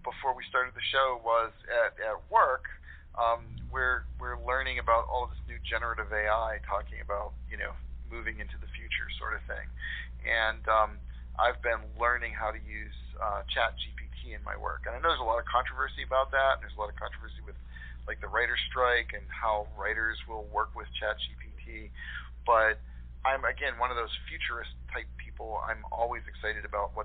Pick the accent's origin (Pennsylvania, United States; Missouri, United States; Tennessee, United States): Pennsylvania, United States; Latrobe; born or raised there